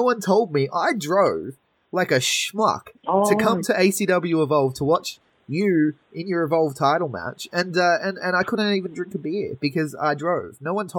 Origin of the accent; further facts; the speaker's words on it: Sydney, New South Wales, Australia; I grew up in a pretty bad area myself in Western Sydney. I grew up in Mount Druitt, which people may know from the ABC series Struggle Street.